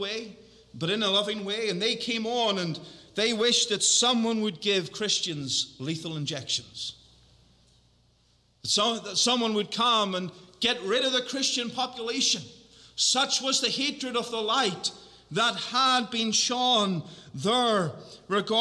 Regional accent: Northern Ireland, United Kingdom; I'm from Northern Ireland

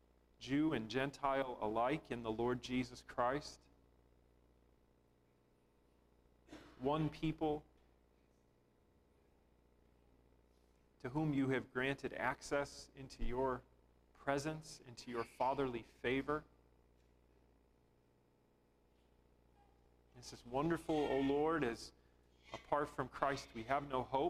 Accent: United States; my nature as an American

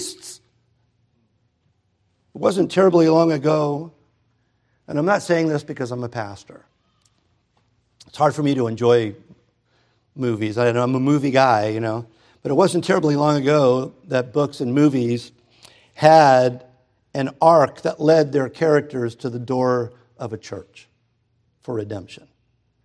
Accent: United States; I'm an American

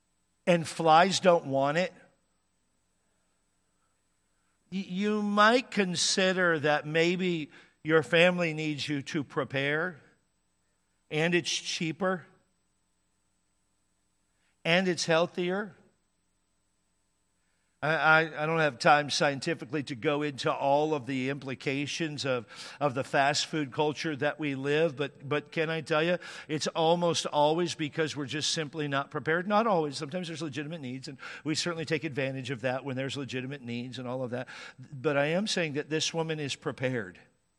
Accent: Washington, United States; I grew up in Washington State, and it would certainly get cold in the wintertime there.

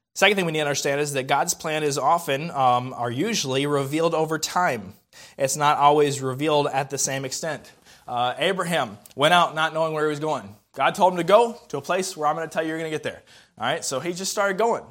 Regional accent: the South, United States; also born or lived in Indiana; I'm a Southerner.

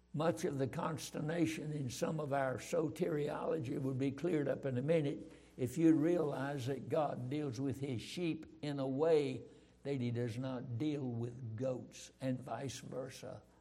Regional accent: Roxboro, North Carolina, United States; I was raised in Roxboro, North Carolina

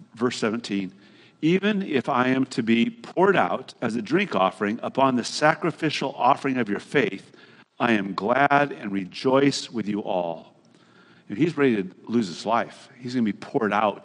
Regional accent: Hayward, California, United States; My generation at Hayward High School, when I grew up right here in the Bay Area

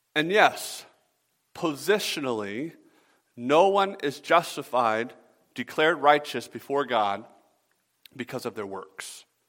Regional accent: the South, United States; I'm from the South

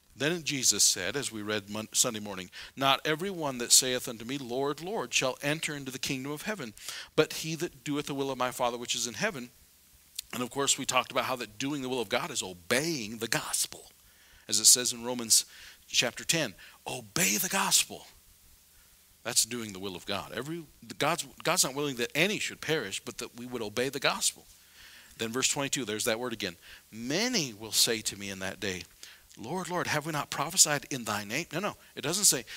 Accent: South Dakota, United States; I'm from South Dakota

